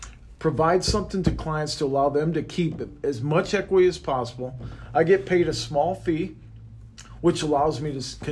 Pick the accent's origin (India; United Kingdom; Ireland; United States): United States; Midwest; I mean, without being raised the way I was raised from the Midwest and from my dad, you know, I learned a lot from him.